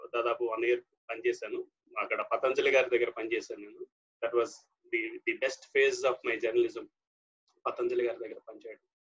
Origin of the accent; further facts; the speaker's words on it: Ponduru, Andhra Pradesh, India; moved away as an adult; also born or lived in Hiramandalam / Chodavaram / S. Kota / Palakonda; మాది శ్రీకాకుళం అండి శ్రీకాకుళం జిల్లా పొందూరులో పుట్టాను నేను